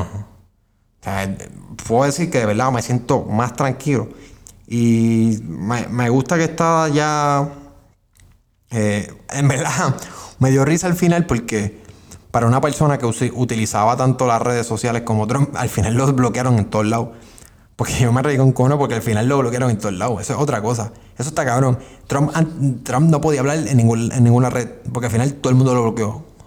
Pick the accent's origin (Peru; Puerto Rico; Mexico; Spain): Puerto Rico; somos Estado Libre Asociado de Puerto Rico